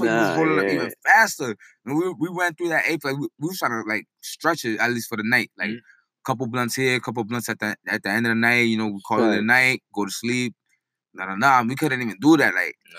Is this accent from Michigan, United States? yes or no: no; New York City, New York, United States; I grew up in the Heights. Like, I was Harlem and Heights.